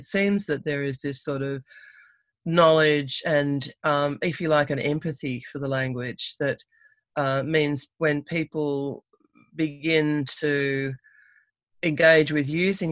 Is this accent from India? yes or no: no; Sydney, New South Wales, Australia; I was born and raised in Sydney.